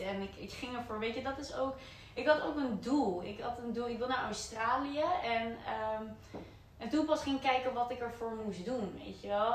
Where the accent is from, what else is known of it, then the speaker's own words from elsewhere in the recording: Netherlands; hetzelfde dorpje waar ik vandaan kom